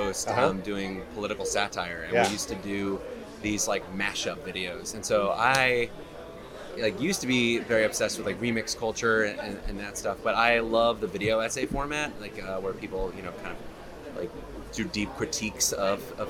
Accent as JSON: {"language": "English", "town": "Miami", "region": "Florida", "country": "United States", "tie": "born or raised there", "said": "I was growing up in Miami"}